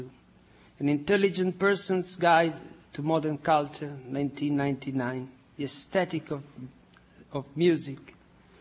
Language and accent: English; Forlì, Emilia-Romagna, Italy; moved away as an adult; now in United States; born in my hometown in Italy, in Forlì.